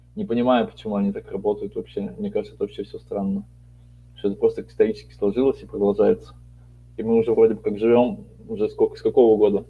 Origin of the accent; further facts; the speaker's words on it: Siberia, Russia; я вот родился в Сибири